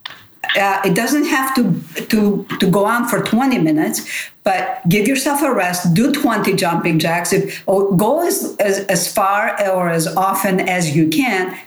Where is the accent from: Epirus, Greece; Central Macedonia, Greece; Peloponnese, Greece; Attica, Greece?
Peloponnese, Greece; Nafplio; English is a second language; moved away; I'm from Nafplion. I'm from the old town center of Nafplion.